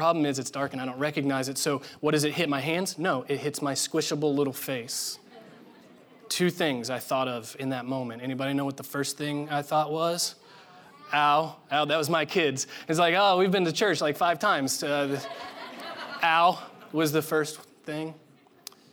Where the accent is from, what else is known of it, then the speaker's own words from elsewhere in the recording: Indiana, United States; growing up in Indiana, it's a requirement.